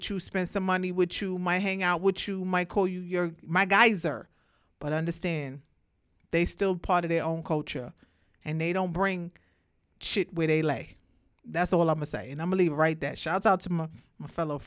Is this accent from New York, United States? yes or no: yes; Brooklyn, New York, United States; I'm from Brooklyn